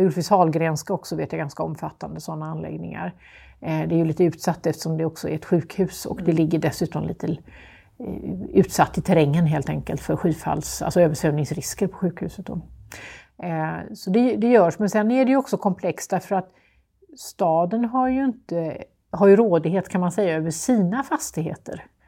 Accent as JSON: {"language": "Swedish", "town": "Lund", "region": "Skåne", "country": "Sweden", "tie": "born or raised there", "moved": "yes", "lives_now": "Gothenburg, Sweden"}